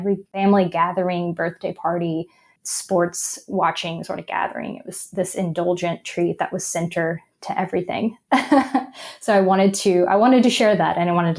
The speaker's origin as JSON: {"language": "English", "region": "the South", "country": "United States", "tie": "born or raised there", "said": "because for me, like growing up in the South, I think a great example is the holidays."}